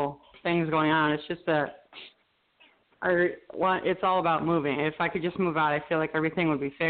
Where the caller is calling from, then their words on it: Binghamton, New York, United States; calling from Binghamton, New York.